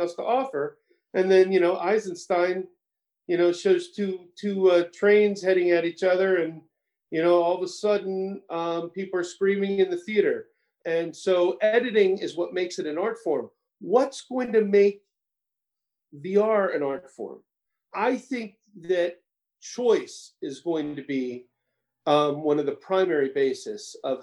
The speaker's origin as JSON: {"language": "English", "town": "Orlando", "region": "Florida", "country": "United States", "tie": "born or raised there", "moved": "as an adult", "said": "I grew up in Orlando, right? From middle school, high school"}